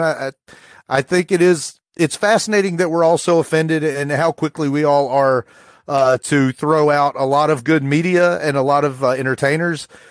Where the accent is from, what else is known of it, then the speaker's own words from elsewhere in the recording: rural Appalachia, United States; rural Appalachia where, you know, the, my mom's boyfriend probably said the N-word every other word. And I'm sure I would have done that too from the age of seven to ten